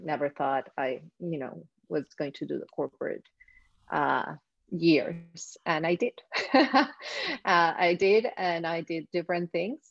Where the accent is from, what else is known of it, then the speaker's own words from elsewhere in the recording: Mexico City, Mexico; moved away as an adult; now in Miami, United States; I grew up in Mexico City